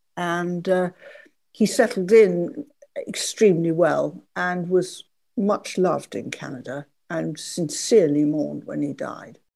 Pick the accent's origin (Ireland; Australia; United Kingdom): United Kingdom; Oxfordshire, South East England; I was brought up in Oxfordshire, not very far from where John and Susie Buchan lived